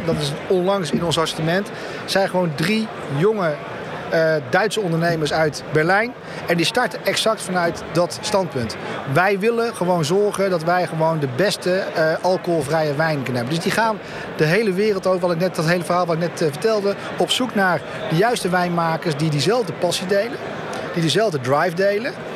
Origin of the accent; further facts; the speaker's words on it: Netherlands; We zijn toch Nederlander